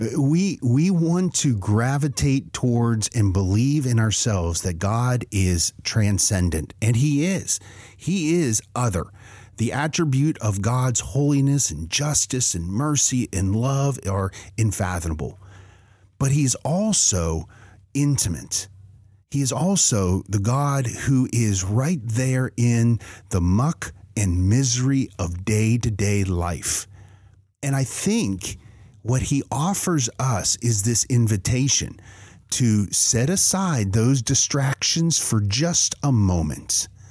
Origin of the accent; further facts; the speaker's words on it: Western Pennsylvania, United States; moved away; I grew up in Western Pennsylvania.